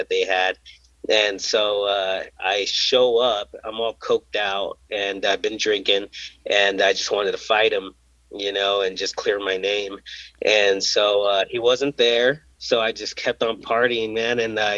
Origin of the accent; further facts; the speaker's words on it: Caldwell, Idaho, United States; also born or lived in Indio, California; I'm from Caldwell